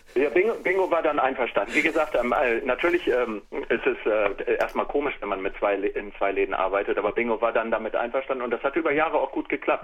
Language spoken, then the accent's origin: German; Germany; ich bin ja ein Kind des Viertels. Ne? Ich bin ja in der Zellerstraße aufgewachsen